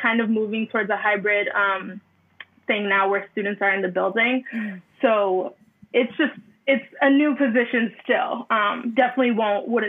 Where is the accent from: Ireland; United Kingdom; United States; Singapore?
United States; Brockton, Massachusetts; now in Bridgewater, United States; Bridgewater now, but I still, you know, home is Brockton